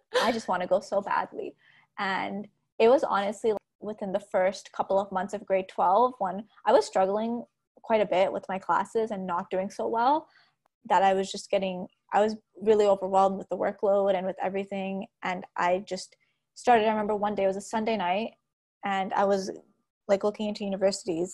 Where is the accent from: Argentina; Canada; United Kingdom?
Canada; Toronto, Ontario; also born or lived in Montreal / Brampton; I have spent about half my life in Toronto, half my life in Brampton